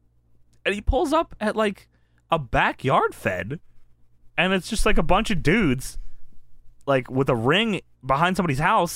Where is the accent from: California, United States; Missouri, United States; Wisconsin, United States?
California, United States; Hollywood; I'm from Hollywood